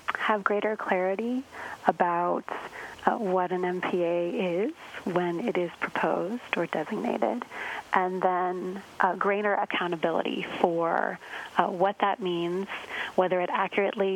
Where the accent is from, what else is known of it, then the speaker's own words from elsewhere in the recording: Arizona, United States; moved away; I grew up in Arizona. So I also grew up in a landlocked location.